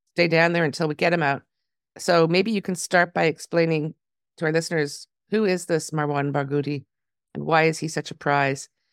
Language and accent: English; Toronto, Ontario, Canada; now in Israel; my hometown next week, Toronto